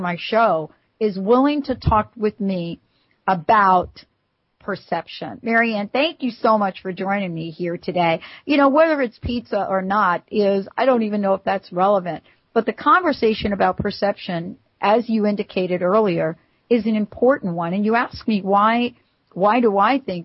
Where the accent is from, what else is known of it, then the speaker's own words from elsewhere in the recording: New York, United States; I'm from New York